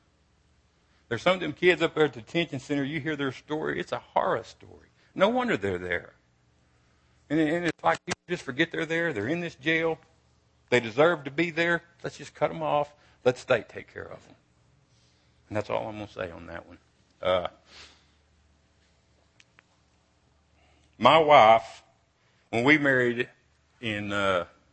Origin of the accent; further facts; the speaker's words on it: Brownwood, Texas, United States; also born or lived in Cisco, Texas; when I was 7 and 8, we moved to Brownwood from Cisco.